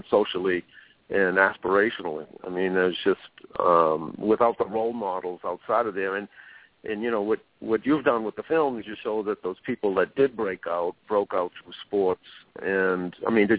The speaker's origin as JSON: {"language": "English", "town": "Boston", "region": "Massachusetts", "country": "United States", "tie": "born or raised there", "said": "I grew up in Roxbury and went to Mission High"}